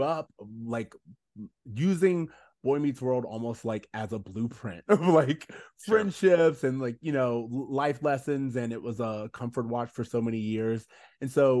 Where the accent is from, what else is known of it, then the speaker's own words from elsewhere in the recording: Orlando, Florida, United States; moved away; We are from Orlando originally